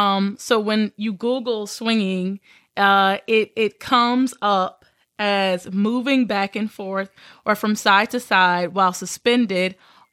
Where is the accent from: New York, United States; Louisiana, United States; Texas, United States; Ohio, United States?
Louisiana, United States; So I grew up in Southern Louisiana.